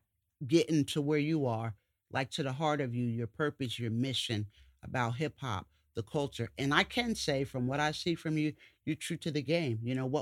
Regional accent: Poughkeepsie, New York, United States; And that's my hometown.

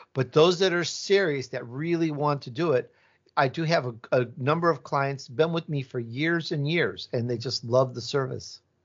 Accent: Chicago, Illinois, United States; accent: Midwest; also born or lived in Italy; now in California, United States; I was born in Italy, and I grew up in Chicago, so I have this Midwest accent, but most of my life I've been in California

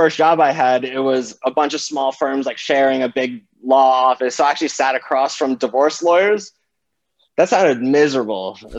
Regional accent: South Florida, United States; I grew up in South Florida.

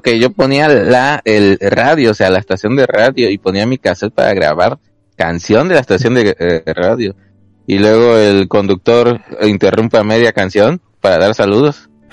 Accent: Mexico; Como buenos mexicanos que somos

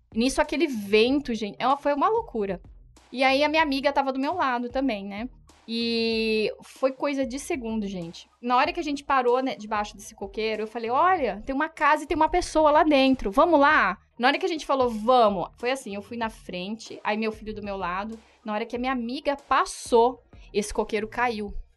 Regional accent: Brazil; eu sou brasileira

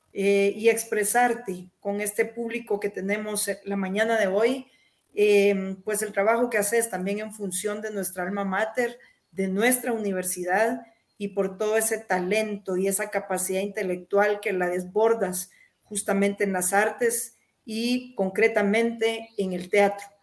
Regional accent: Jutiapa, Guatemala; mi pueblo natal, Jutiapa

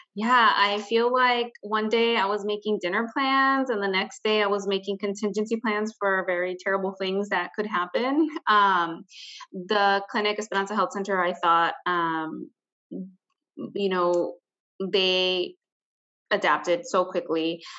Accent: Hammond, Indiana, United States; I am originally from Hammond, Indiana, which is where I currently live

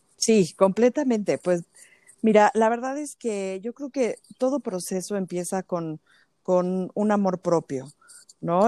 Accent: Mexico; como mujeres y más como mujeres mexicanas

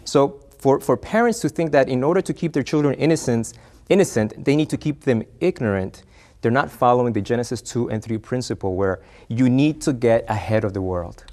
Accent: Argentina; now in United States; originally from the Argentina, but, uh, I'm a U S citizen now

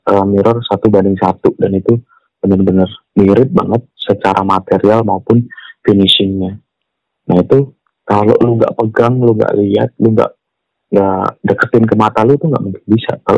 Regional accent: West Java, Indonesia; sama gue orang Sunda gue zaman

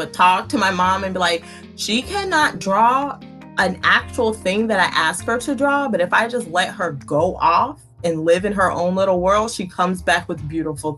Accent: Louisiana, United States; moved away; I was born in Louisiana. So most of my family lives in Louisiana

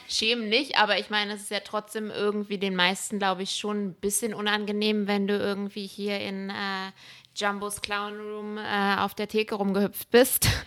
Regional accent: Berlin, Germany; moved away as an adult; now in Los Angeles, United States; ich bin in Berlin groß geworden

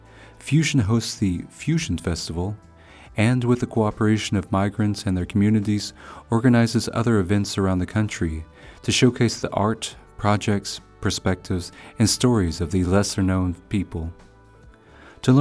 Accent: United States; now in Slovakia; from the United States.

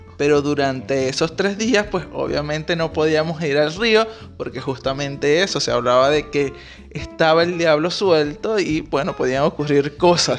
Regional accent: Maturín, Monagas, Venezuela; nosotros somos de Maturín ambos

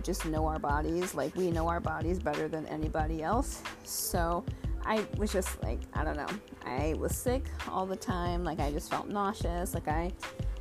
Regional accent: Michigan, United States; moved away as an adult; also born or lived in Arizona; now in Washington State, United States; I was born in Arizona, but pretty much raised in Michigan my entire life. Now, I just live in Washington State

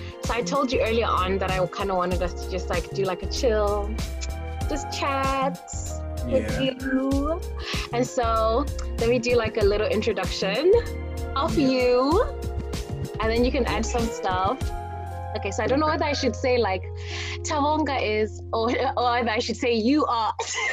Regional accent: Zimbabwe; moved away as an adult; now in United States; we grew up together in Zim

